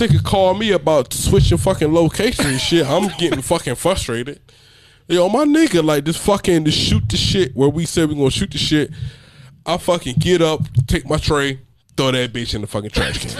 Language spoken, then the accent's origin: English; Georgia, United States; moved away as an adult; now in Fayetteville, United States; I'm originally from Georgia